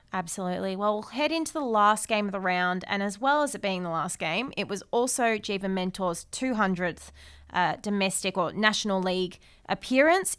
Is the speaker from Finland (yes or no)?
no; Australia; as an Aussie